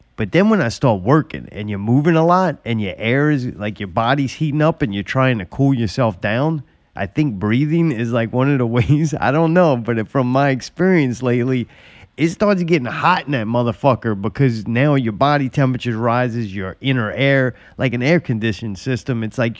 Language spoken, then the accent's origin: English; United States; I don't know. I'm stupid American.